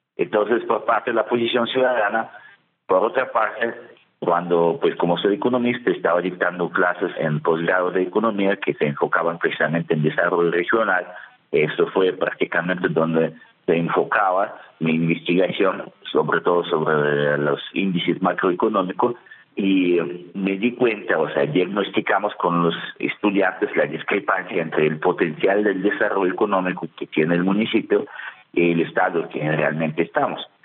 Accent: Russia; Spanish is a second language; moved away as an adult; also born or lived in Germany; now in Tunja, Colombia; yo nací en Rusia, viví mi vida adulta en Alemania

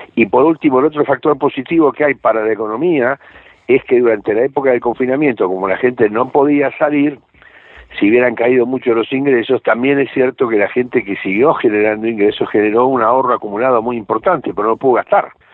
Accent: Argentina; yo soy argentino

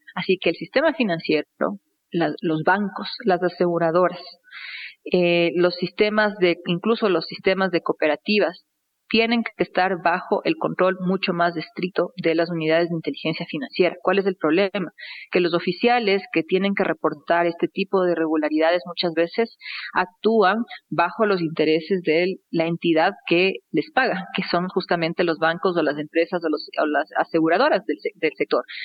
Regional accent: Ecuador; como ecuatoriana

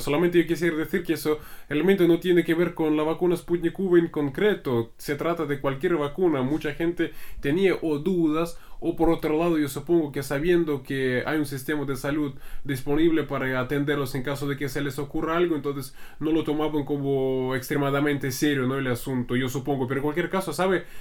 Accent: Russia; como un ruso

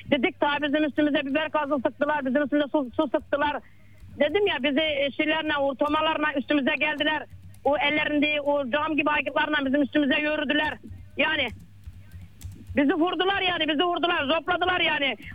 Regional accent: Muğla, Turkey

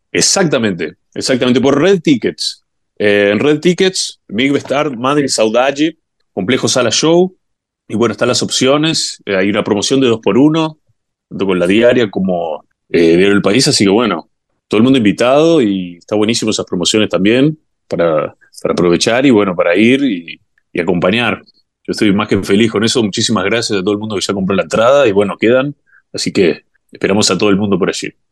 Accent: Uruguay; moved away as an adult; now in Brazil; yo como uruguayo

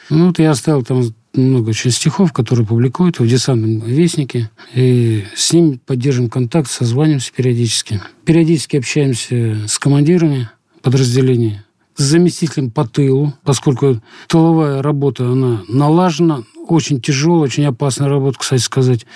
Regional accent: Russia; мы из России

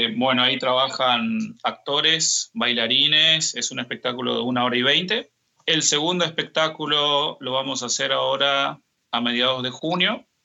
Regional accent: Misiones, Argentina; moved away as an adult; also born or lived in Buenos Aires, Argentina; now in Saint Petersburg, Russia; yo soy de Misiones

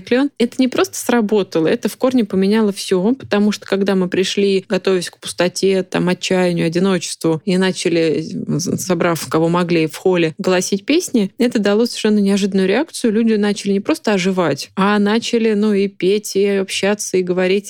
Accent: Moscow, Russia; Я из Москвы

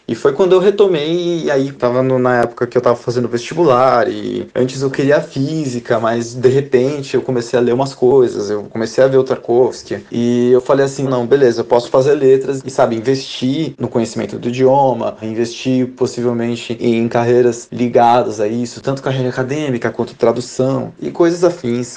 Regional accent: Brazil; now in Russia; sendo brasileiro

